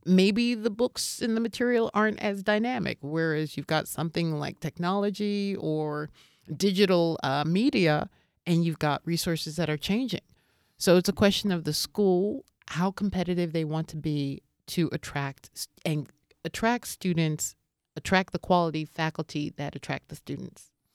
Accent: United States; moved away as an adult; also born or lived in Seoul, South Korea; now in Prague, Czech Republic; me as an American living here

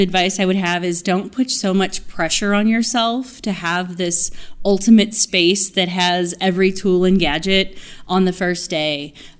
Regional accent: Houston, Texas, United States; from Houston.

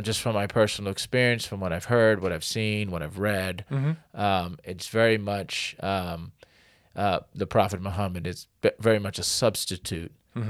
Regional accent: Connecticut, United States; And but yeah, I grew up in Connecticut, and my father, he taught us how to read. We went to the mosque, and we call it the masjid too.

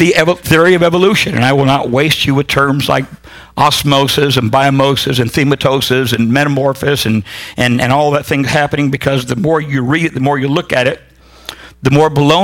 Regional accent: Huntington Beach, California, United States; I am from Southern California. I am a Huntington Beach surfer. I grew up with that crowd

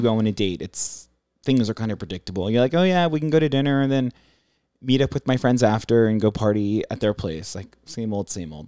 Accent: San Diego, California, United States; also born or lived in Maryland; I'm from San Diego, but family's in Maryland

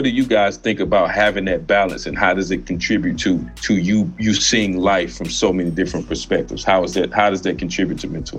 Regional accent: Normandy, Missouri, United States; also born or lived in Tennessee; I grew up in Normandy, fast paced, hustle and bustle, gunshots here and there, police lights, police always pulling up, you know, interrogating, asking questions

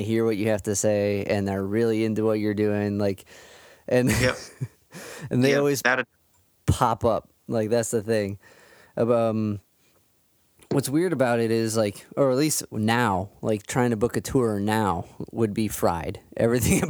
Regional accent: Cleveland, Ohio, United States; I'm from Cleveland

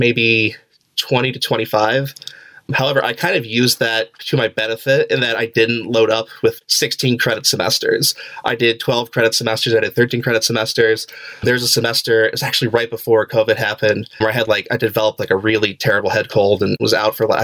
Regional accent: Columbus, Ohio, United States; moved away as an adult; now in Michigan, United States; I am actually from Columbus, Ohio.

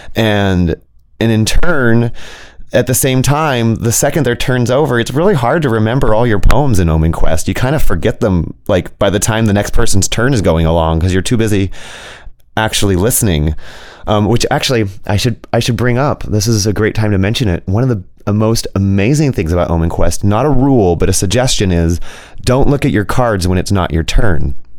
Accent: Berkeley, California, United States; now in Arcata, United States; I grew up in Berkeley, so my mother had introduced us to astrology and tarot at a pretty young age

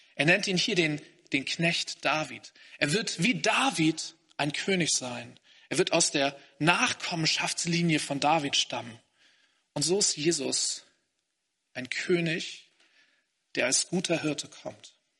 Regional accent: Hamburg, Germany; moved away as an adult; now in Greifswald, Germany; Ich komme aus Hamburg eigentlich. Ich habe da bei meinen Eltern zuerst gelebt

